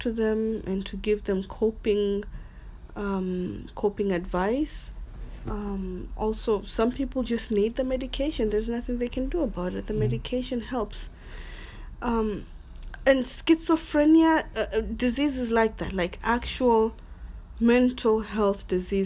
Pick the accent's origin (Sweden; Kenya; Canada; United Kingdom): Kenya; Lamu, Lamu County; I remember growing up in Lamu